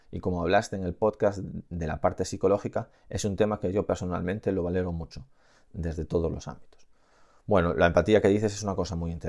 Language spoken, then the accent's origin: Spanish; Aragon, Spain; soy de Aragón